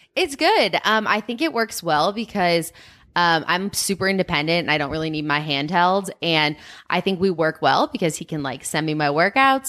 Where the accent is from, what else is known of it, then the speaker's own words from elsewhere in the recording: Chicago, Illinois, United States; now in Boulder, United States; I'm from Chicago